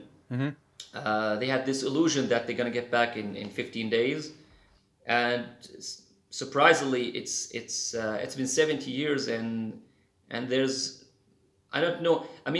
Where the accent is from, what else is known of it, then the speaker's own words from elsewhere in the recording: Douma, Rif Dimashq, Syria; moved away; I was born and raised in Syria